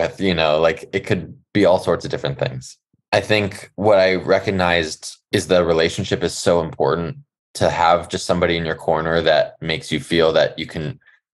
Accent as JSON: {"language": "English", "town": "Los Angeles", "region": "California", "country": "United States", "tie": "born or raised there", "said": "growing up in California and Los Angeles"}